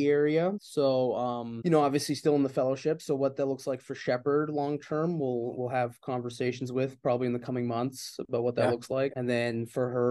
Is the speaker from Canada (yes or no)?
yes; Calgary, Alberta, Canada; moved away as an adult; also born or lived in Indiana, United States; now in Indianapolis, United States; I'm from Canada